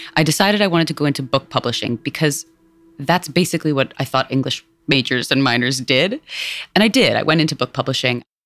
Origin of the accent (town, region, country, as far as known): New York, United States; born or raised there; also born or lived in India